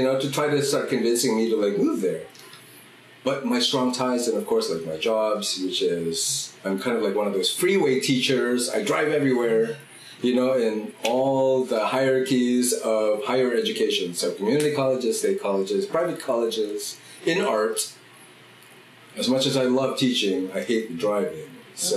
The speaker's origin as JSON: {"language": "English", "town": "Oakland", "region": "California", "country": "United States", "said": "So I come from Oakland, California."}